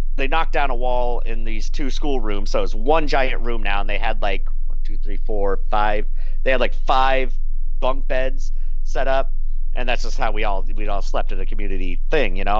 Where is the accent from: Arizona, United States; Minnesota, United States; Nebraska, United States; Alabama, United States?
Nebraska, United States; I grew up in Nebraska, small town Nebraska